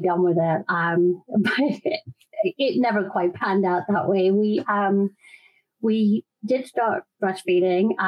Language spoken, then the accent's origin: English; London, United Kingdom; moved away as an adult; now in Austin, United States; I'm in Austin, Texas now, but born and raised in London.